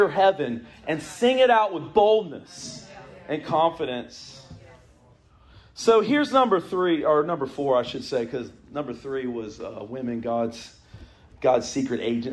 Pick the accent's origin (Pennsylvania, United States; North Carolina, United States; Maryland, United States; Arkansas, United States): North Carolina, United States; the Triangle; I grew up here in the Triangle